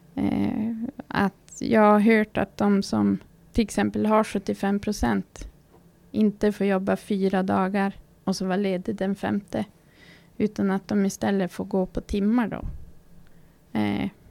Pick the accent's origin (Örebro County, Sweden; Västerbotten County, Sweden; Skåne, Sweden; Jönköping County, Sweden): Västerbotten County, Sweden; Fårträsk; now in Norsjö, Sweden; Är född och uppvuxen i Fårträsk utanför Malå. Men har bott i Norsjö kommun i snart 16 år.